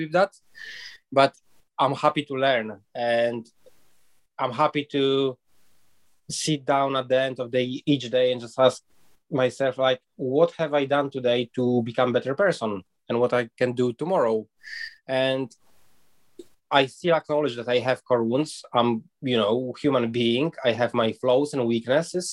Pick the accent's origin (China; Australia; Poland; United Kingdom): Poland; moved away as an adult; I was born and raised in Poland and I spent there first 19 years of my life, and I moved out